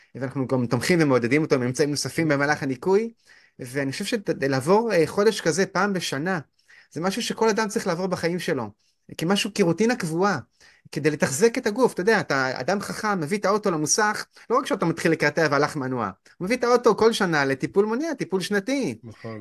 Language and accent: Hebrew; Haifa, Haifa District, Israel; אני גדלתי בחינוך לא דתי, בית ספר ריאלי בית ספר ריאלי בחיפה